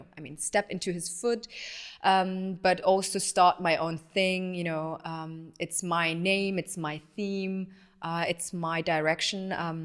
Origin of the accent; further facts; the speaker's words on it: Tehran, Tehran Province, Iran; born there; So I was born in Tehran. My parents met in Tehran and got married there.